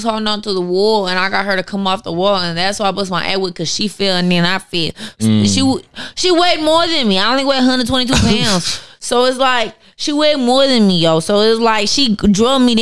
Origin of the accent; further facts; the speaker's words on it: Long Beach, California, United States; I'm from Long Beach. My family done moved here a couple years ago